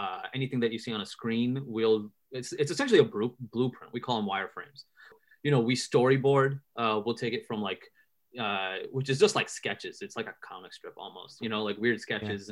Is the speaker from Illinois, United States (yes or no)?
yes; Chicago, Illinois, United States; also born or lived in India; I was born in Chicago, born and raised, still here.